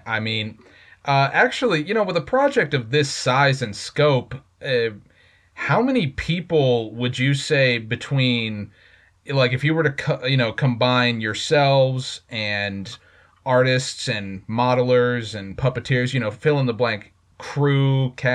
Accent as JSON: {"language": "English", "region": "Central Florida", "country": "United States", "said": "I'm from Central Florida, so I live in the same state that Mr. Golden now does"}